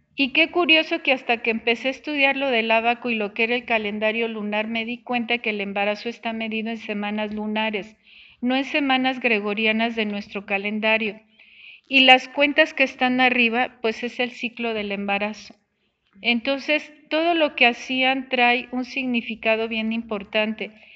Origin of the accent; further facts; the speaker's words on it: Mexico; somos mexicanos